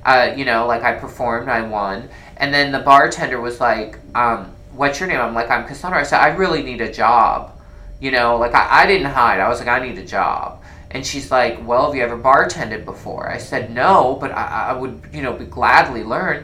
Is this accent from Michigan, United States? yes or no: no; Iowa, United States; moved away; also born or lived in San Francisco; I'm from Iowa